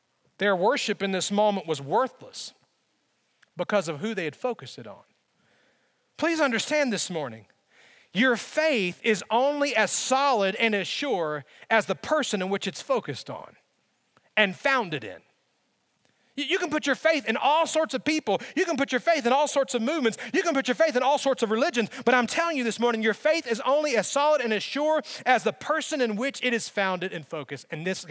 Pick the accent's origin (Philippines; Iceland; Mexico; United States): United States; Alabama; growing up in Alabama